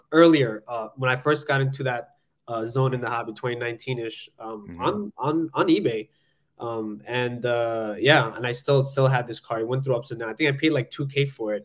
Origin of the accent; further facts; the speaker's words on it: Bangladesh; moved away; I was born in Bangladesh, came from nothing